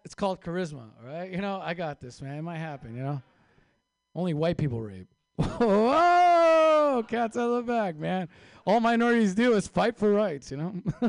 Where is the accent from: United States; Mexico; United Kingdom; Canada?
Mexico; I had no chance making it in Hollywood as a Mexican, right?